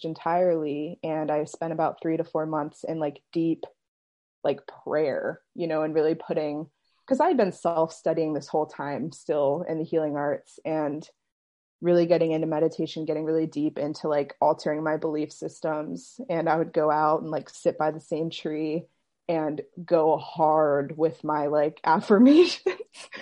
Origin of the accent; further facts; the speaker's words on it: Maryland, United States; I'm from Maryland